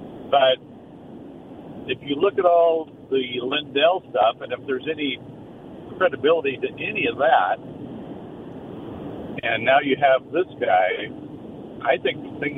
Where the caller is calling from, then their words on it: Philomath, Oregon, United States; from Philomath.